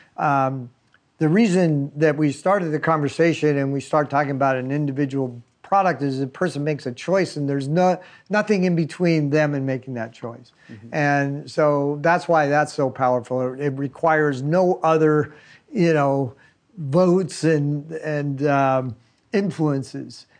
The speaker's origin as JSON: {"language": "English", "region": "California", "country": "United States", "tie": "born or raised there", "said": "I've been spending almost all my life in California, so I've lived all over the state"}